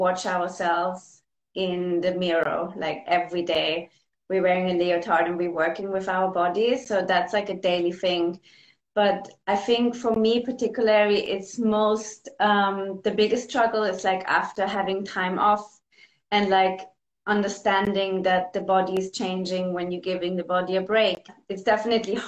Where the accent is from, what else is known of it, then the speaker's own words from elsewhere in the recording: Vienna, Austria; moved away as an adult; now in London, United Kingdom; In Vienna. I grew up in Vienna. I'm Austrian.